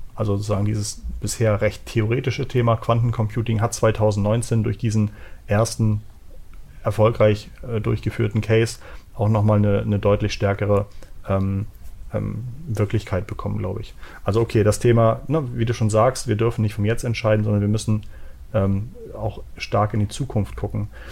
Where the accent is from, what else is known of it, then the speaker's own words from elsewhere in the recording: Hamburg, Germany; ich bin aus Hamburg.